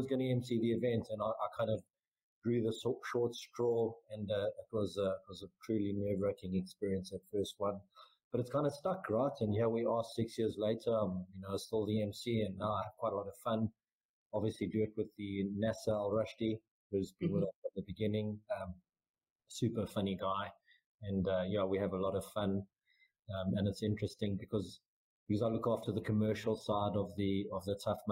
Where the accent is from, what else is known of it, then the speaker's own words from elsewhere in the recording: South Africa; moved away as an adult; also born or lived in Muscat, Oman; As a South African